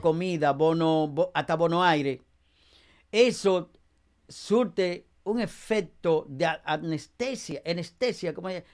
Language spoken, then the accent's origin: Spanish; Dominican Republic; now in Passaic, United States; en mi país